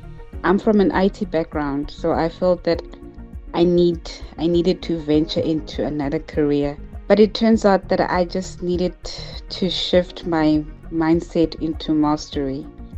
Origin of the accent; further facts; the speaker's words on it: the Vaal, Gauteng, South Africa; I'm from the Vaal in South Africa.